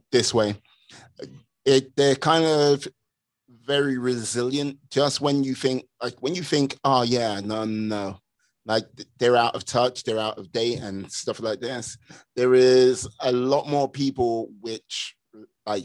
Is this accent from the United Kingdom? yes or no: yes; London, United Kingdom; I'm born and raised a Londoner